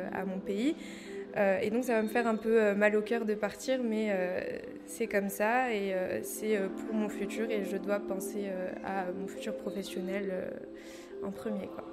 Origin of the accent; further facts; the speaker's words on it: Morocco; now in Tangier, Morocco; je suis marocaine, donc j'aime mon pays